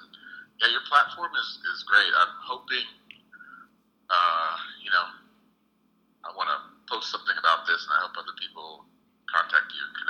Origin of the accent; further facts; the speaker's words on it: Jamaica; it's based on me finding out about my DNA as being from Nigeria and knowing that I'm from Jamaica